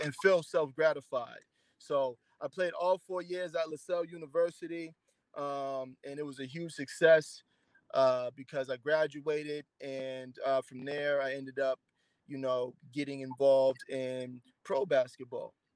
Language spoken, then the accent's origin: English; Boston, Massachusetts, United States; also born or lived in Randolph, Massachusetts; I'm from Dorchester. I went to school in Randolph.